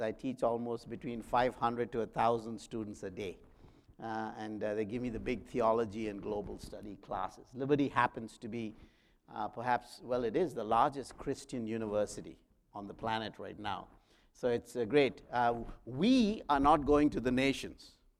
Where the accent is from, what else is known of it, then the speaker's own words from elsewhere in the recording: South India, India; moved away as an adult; I was the young man, an electrician from South India